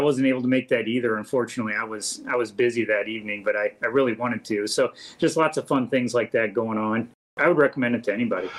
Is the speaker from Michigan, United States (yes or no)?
no; St. Charles, Missouri, United States; I was born and raised in St. Charles went to school here